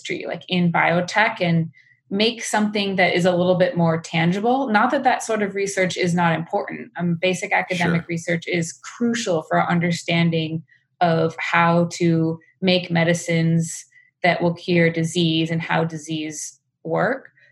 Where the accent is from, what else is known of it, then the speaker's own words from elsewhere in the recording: small town outside of Madison, Wisconsin, United States; moved away as an adult; now in San Francisco, United States; I grew up in suburban America in a small town outside of Madison, Wisconsin